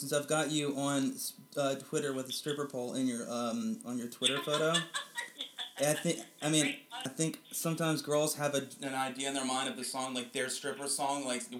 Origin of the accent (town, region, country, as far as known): the South, United States; also born or lived in Dallas, Texas